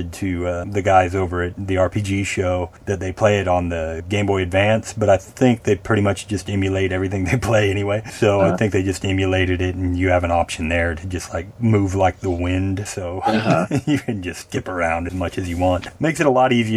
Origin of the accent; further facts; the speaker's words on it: Arkansas, United States; I'm from Arkansas